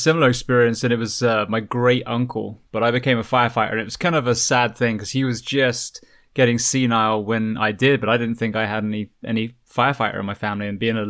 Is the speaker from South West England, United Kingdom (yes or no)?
yes; Bath, South West England, United Kingdom; moved away; So that is very close to where I grew up in Bath.